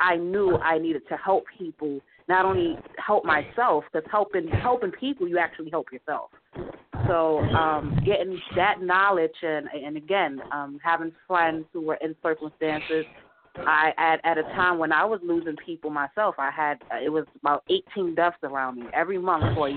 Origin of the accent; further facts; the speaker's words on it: New York City, New York, United States; I'm from Brooklyn, New York